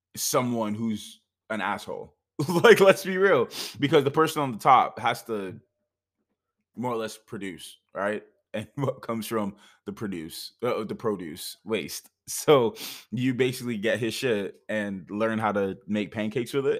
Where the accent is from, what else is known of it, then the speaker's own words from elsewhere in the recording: Jamaica; also born or lived in Canada; now in United States; I'm Jamaican.